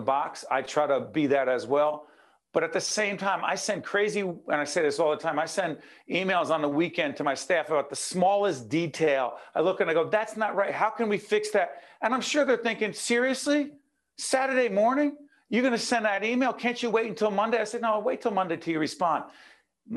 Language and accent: English; Newark, New Jersey, United States; now in Montclair, United States; Growing up in Newark